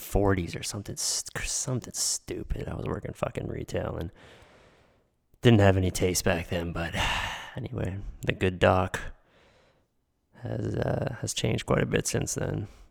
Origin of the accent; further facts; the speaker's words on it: Pittsburgh, Pennsylvania, United States; growing up in Pittsburgh, just outside of Pittsburgh